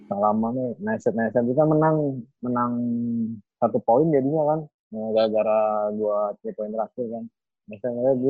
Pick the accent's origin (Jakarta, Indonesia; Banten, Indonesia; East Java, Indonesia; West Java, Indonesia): West Java, Indonesia; Cirebon; also born or lived in Ciamis; tentara jadi tugasnya di Cirebon. Jadi dari kecil di Cirebon, tapi lahirnya Ciamis.